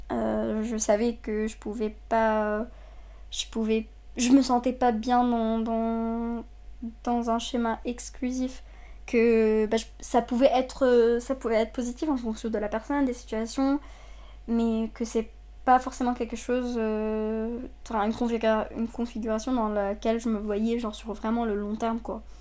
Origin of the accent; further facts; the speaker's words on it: Saudi Arabia; moved away as an adult; now in France; déjà. J'ai 23 ans. Euh, je suis née en Arabie Saoudite, j'ai grandi là-bas jusqu'à mes 18 ans. je suis libanaise d'origine, donc mes deux parents sont libanais.